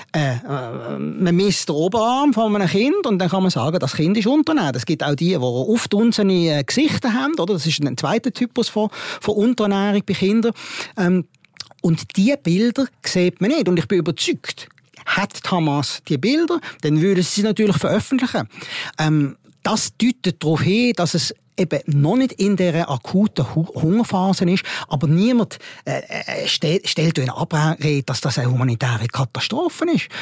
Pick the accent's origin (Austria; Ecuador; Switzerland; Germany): Switzerland; ich komme aus dem Ausland, ah, ich komme aus der Schweiz